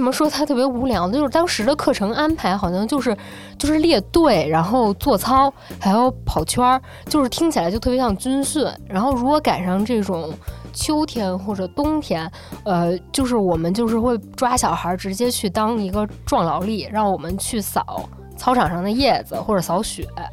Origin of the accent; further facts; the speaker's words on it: Beijing, China; 我是九零后，我是北京出生跟长大的